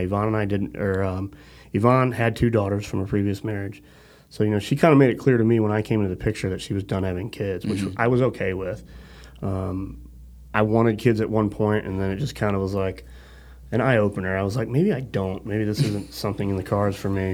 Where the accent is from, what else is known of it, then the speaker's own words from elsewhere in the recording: St. Louis, Missouri, United States; moved away; my wife and I, you know, we're originally from the St. Louis area